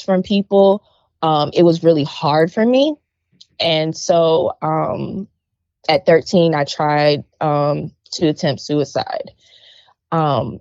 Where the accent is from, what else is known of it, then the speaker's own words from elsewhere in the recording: Hopkins, South Carolina, United States; now in Columbia, United States; I am originally from Hopkins, South Carolina, but now I live in Columbia, South Carolina.